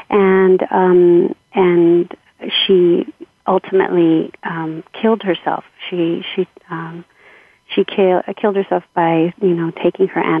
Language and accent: English; Los Angeles, California, United States; grew up in Southeast LA um, uh, in a family of seven children